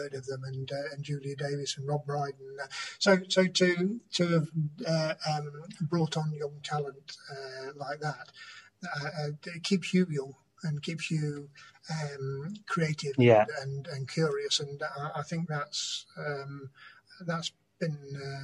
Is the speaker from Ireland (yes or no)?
no; Nottingham, East Midlands, United Kingdom; moved away as an adult; now in Brighton, United Kingdom; I lived in Nottingham up to my mid-20s. So we moved from St Anne's to Bilborough